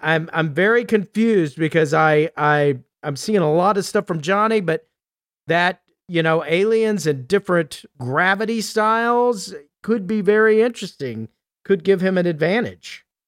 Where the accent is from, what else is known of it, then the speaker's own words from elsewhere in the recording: Texas, United States; as a Texan